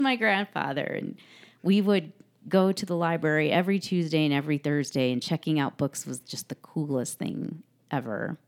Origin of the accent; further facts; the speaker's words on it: Chicago, Illinois, United States; moved away as an adult; also born or lived in Santa Monica, United States; now in Mono County, United States; I grew up in the Chicago suburbs and moved out to California